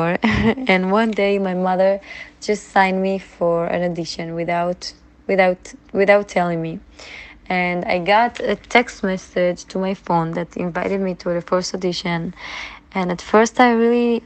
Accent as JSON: {"language": "English", "country": "Israel", "tie": "born or raised there", "said": "Growing up in Israel means a lot to me. I really can't imagine to raise my children in any other place in the world. I really love my country"}